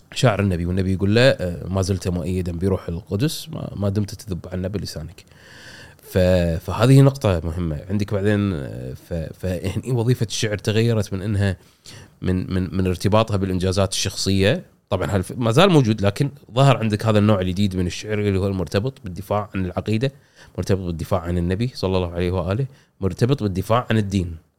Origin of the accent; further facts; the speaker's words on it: Kuwait; عندنا بالكويت